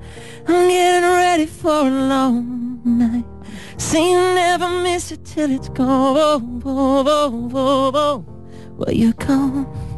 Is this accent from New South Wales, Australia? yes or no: no; Brisbane, Queensland, Australia; at the Triffid in Brisbane, my hometown.